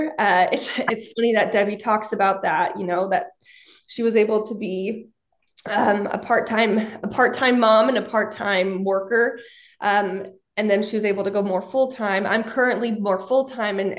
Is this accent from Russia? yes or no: no; Utah, United States; moved away as an adult; also born or lived in Kansas City; I grew up in Utah and I really wanted to get out of the Utah bubble